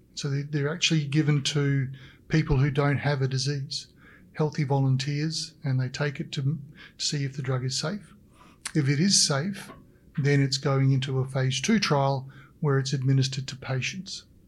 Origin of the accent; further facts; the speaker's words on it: Australia; now in British Columbia, Canada; as an Australian